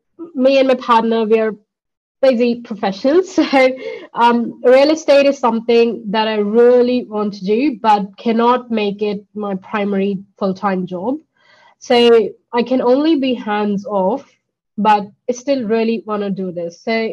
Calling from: Melbourne, Victoria, Australia; I'm coming from Australia, Melbourne, today.

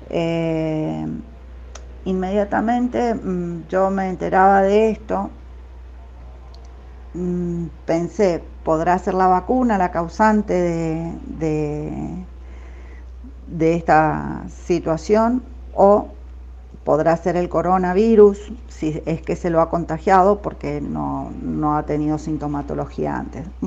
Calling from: Mendoza, Argentina; de Mendoza

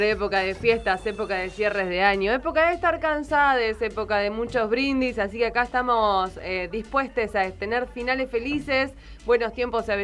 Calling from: Bariloche, Río Negro, Argentina; de Bariloche

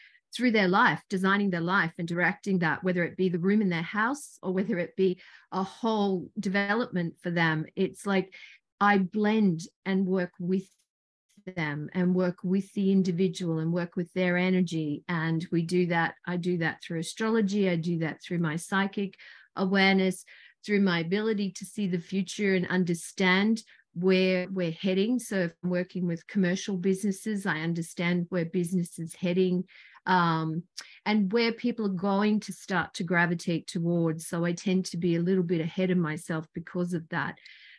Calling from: New South Wales, Australia; I'm tuning in from Australia, an hour and a half south of Sydney in a place called Barrel.

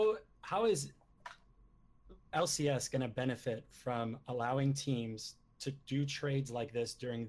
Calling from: San Diego, California, United States; San Diego, California, and I am the iHeart Gaming sub.

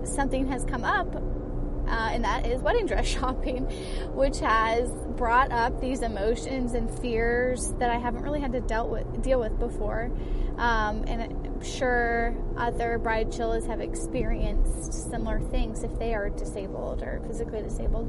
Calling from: Washington, District of Columbia, United States; I am calling from Washington, D.C.

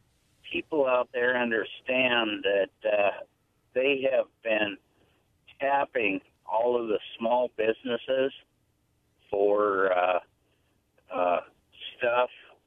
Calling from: Prosser, Washington, United States; calling from Prosser.

